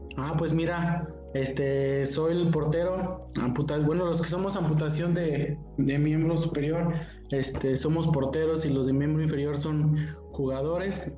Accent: San Luis Potosí, Mexico; soy aquí originario de San Luis Potosí

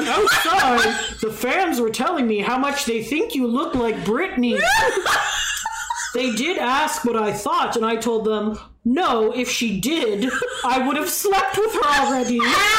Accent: San Diego, California, United States; I told them I was Jacob's nurse and that … I was from San Diego.

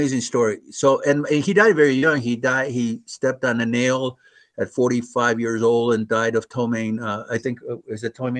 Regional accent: Chula Vista, California, United States; also born or lived in Mexico City, Mexico / Los Angeles / Sausalito / National City; I was here from Chula Vista in 1951 to the present. I lived in Los Angeles and Sausalito and National City and New York for a little while.

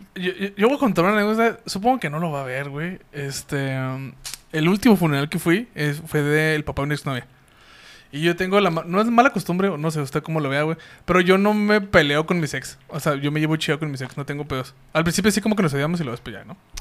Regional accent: Mexico; somos mexicanos

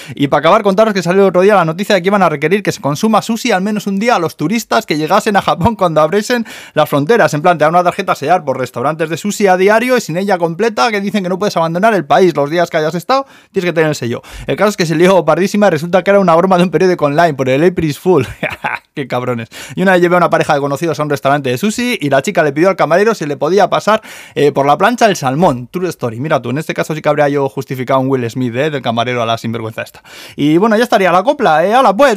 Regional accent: Spain; now in Tokyo, Japan; en mi pueblo en Zaya de toda la vida los hemos llamado nubes

